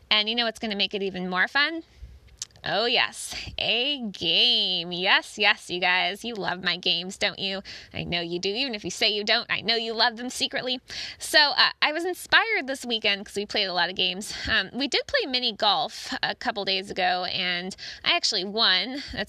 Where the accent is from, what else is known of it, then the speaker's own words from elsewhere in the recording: Cincinnati, Ohio, United States; But us Cincinnatians, we're kind of used to it